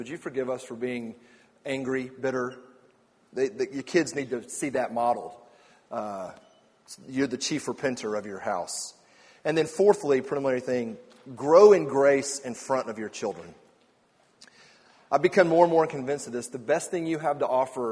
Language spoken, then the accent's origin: English; Atlanta, Georgia, United States; I grew up in Atlanta